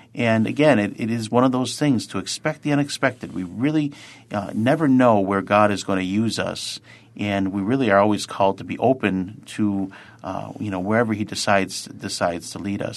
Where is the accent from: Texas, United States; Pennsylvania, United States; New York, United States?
New York, United States; Lackawanna; I'm a, a native of Lackawanna, New York, or as sometimes we say, sunny L